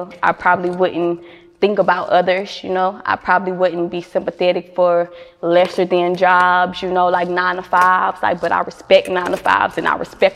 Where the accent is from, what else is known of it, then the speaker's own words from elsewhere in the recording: Baton Rouge, Louisiana, United States; also born or lived in Lake Charles, Louisiana; now in Houston, United States; I'm from Baton Rouge, Louisiana, and Lake Charles, Louisiana